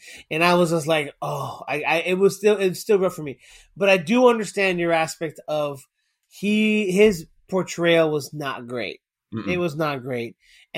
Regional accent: South Florida, United States; now in Texas, United States; I'm from South Florida

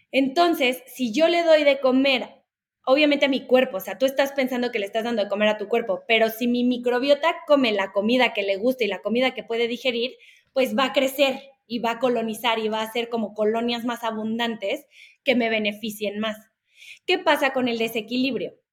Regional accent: Puebla, Mexico; born there; Yo estaba, eh, nací en Puebla, pero bueno, ya van para allá.

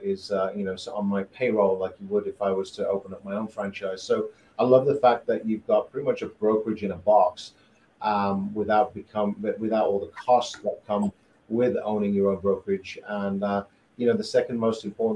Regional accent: United Kingdom; moved away as an adult; now in Greenville, United States; I'm originally from the UK. And I've been in the US about 15 years

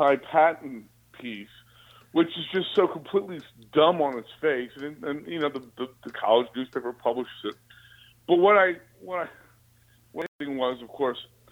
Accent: Alexandria, Virginia, United States; I was born in Alexandria, Virginia. So, you know, I grew up watching UVA basketball

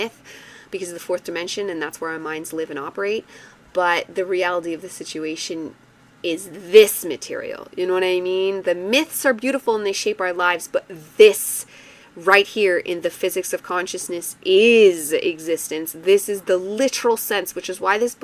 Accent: Canada; I have French blood, so I take delight in being involved in it again as a Canadian

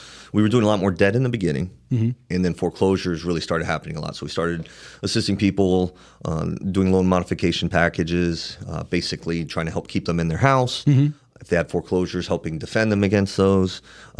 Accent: Miami, Florida, United States; I'm up from Miami, got a little gift to gab.

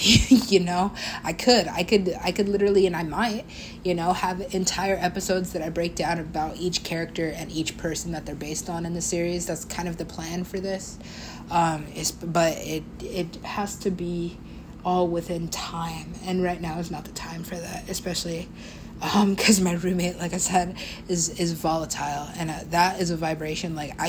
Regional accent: California, United States; or just, you know, being Californian, it's gonna make me sit and hate myself

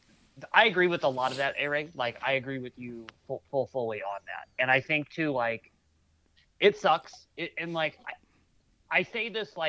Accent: St. Louis, Missouri, United States; this is my hometown

